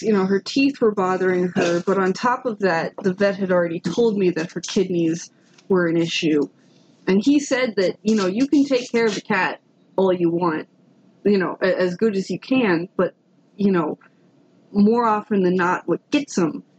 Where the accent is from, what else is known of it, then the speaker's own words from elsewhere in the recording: Florida, United States; And second off, I'm from Florida, and I get it.